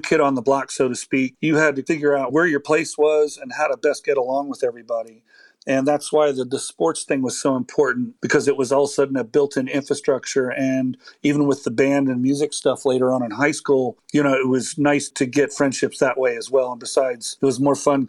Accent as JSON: {"language": "English", "region": "Maryland", "country": "United States", "tie": "born or raised there", "also_born_or_lived": "Colorado / Hawaii / Virginia Beach / Germany", "said": "I'm an Army brat. So I kind of, wherever my dad's tours landed us, I've lived in places like Colorado and Hawaii and Virginia Beach and Germany. And we ended up in Maryland as his last stay"}